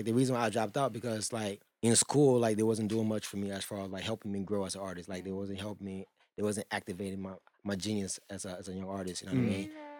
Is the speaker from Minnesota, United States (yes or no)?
yes; Brooklyn Park, Minnesota, United States; also born or lived in Liberia; I'm from Brooklyn Park, Minnesota.